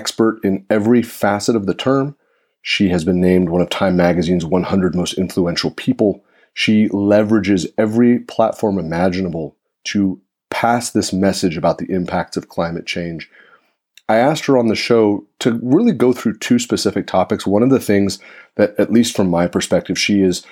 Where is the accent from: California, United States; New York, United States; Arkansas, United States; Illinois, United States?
California, United States; Santa Rosa; I live in Santa Rosa, California, which is in Sonoma County. It's my hometown